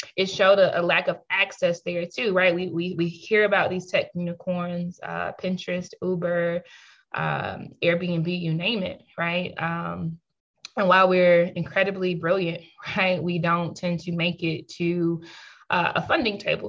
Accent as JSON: {"language": "English", "country": "United States", "also_born_or_lived": "South Africa", "moved": "as an adult", "lives_now": "Kenya", "said": "I'm from the States, I'm from the United States"}